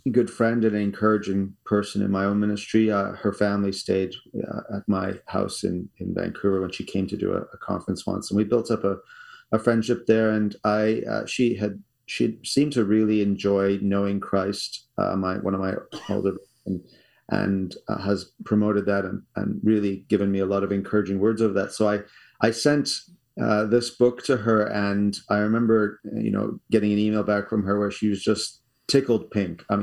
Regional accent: South Africa; now in Canada; We moved from South Africa in 1988 okay. to uh, Canada

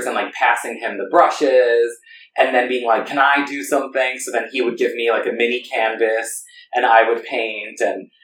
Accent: New York, United States; I'm born and raised in New York.

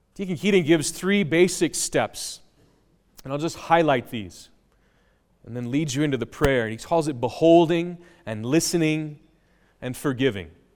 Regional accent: United States; I grew up near Menominee.

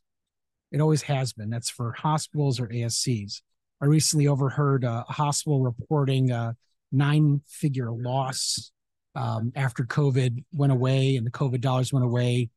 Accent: Chicago, Illinois, United States; moved away as an adult; also born or lived in Cleveland, Ohio / Phoenix, Arizona; now in Santa Monica, United States; I grew up in Chicago

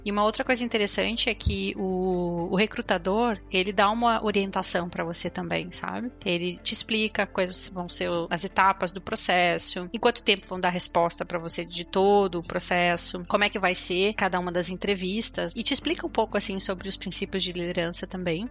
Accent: Porto Alegre, Rio Grande do Sul, Brazil; moved away as an adult; now in Netherlands; Eu sou gaúcha, né? Sou de Porto Alegre.

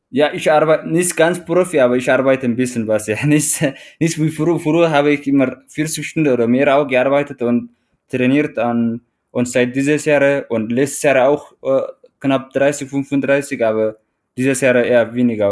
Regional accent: Eritrea; German is a second language; moved away as an adult; also born or lived in Teisendorf, Bavaria, Germany; now in Traunstein, Germany

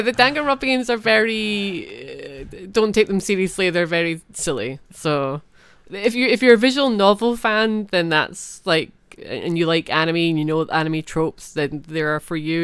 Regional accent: Scotland, United Kingdom; I'm Scottish

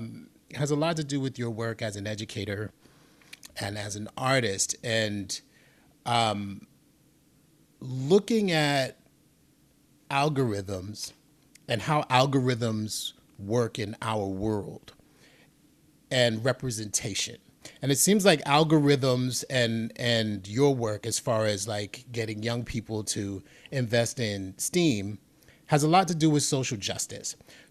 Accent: New York City, New York, United States; You know, I'm from the Bronx. I grew up in the Bronx in the 70s and 80s.

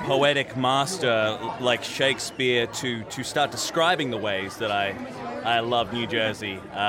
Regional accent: Australia; now in British Columbia, Canada; I am from British Columbia via Australia.

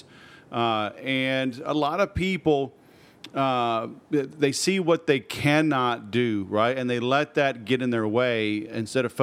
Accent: Houston, Texas, United States; I grew up in Houston, too

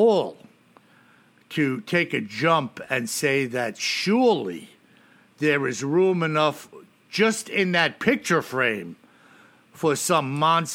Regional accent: New York, United States; I'm a New Yorker.

